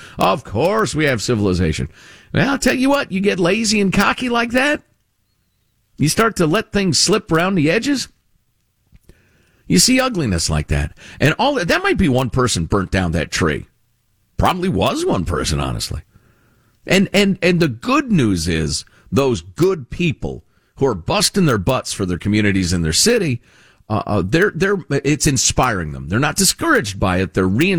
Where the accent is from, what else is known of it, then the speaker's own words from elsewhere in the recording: Chicago, Illinois, United States; I grew up in Chicagoland, and, you know, it's where my heart considers home, honestly, after all these years.